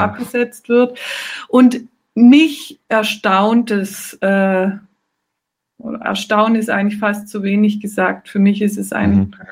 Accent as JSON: {"language": "German", "country": "Germany", "moved": "yes", "lives_now": "Marseille, France", "said": "ich zum Beispiel als Deutsche"}